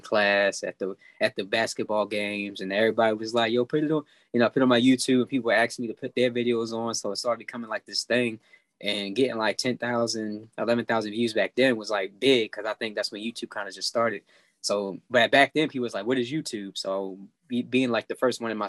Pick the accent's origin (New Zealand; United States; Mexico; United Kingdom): United States; Baltimore, Maryland; Baltimore because, you know, that's my hometown